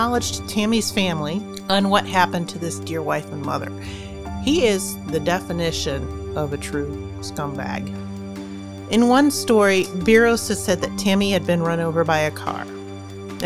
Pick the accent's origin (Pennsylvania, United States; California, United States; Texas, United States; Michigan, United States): Pennsylvania, United States; near Slippery Rock and Butler; I grew up near Slippery Rock and Butler, so I'm kind of familiar with the area